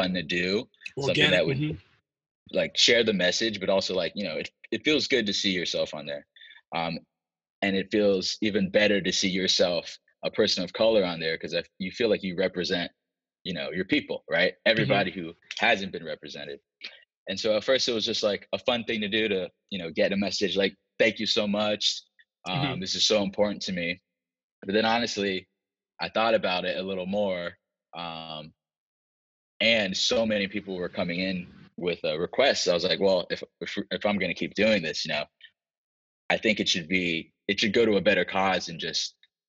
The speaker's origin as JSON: {"language": "English", "region": "Virginia", "country": "United States", "moved": "as an adult", "lives_now": "Los Angeles, United States", "said": "I'm from the South as well. I'm from Virginia"}